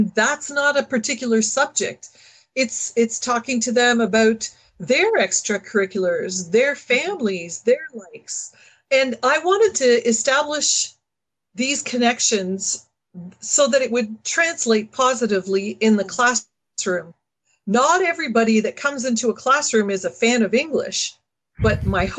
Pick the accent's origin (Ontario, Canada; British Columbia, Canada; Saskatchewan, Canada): Ontario, Canada; Northern; moved away as an adult; also born or lived in London, Ontario; I was from Northern Ontario. I went to a French high school.